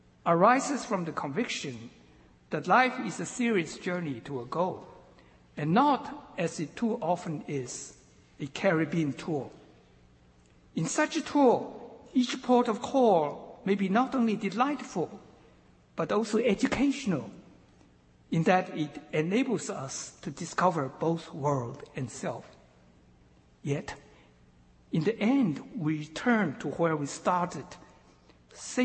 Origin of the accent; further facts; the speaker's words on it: eastern China, China; moved away; had I never left my hometown in humid eastern China